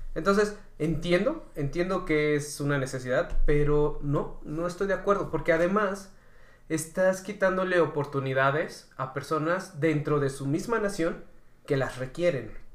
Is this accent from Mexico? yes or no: yes; Mexico; nosotros como mexicanos